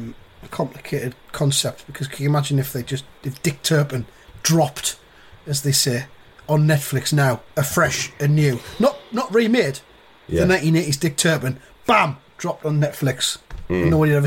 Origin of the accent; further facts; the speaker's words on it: England, United Kingdom; As an Englishman.